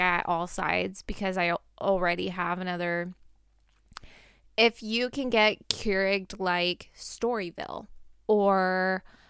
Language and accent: English; Portland, United States; I grew up in Portland